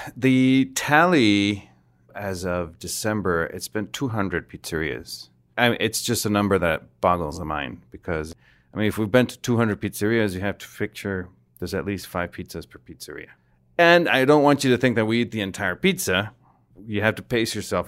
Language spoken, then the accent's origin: English; Mexico; I'm from Mexico